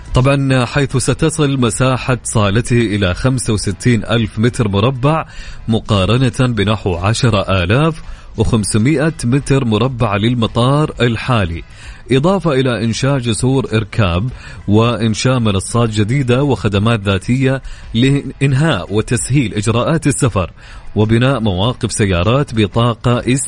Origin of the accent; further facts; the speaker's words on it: Saudi Arabia; عندنا في السعوديه